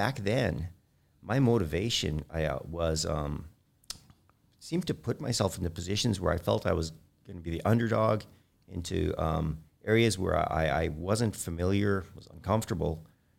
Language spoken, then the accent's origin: English; Edmonton, Alberta, Canada; also born or lived in Ontario; I was born in Canada. I was actually born in Ontario, but I moved to Edmonton when I was 8.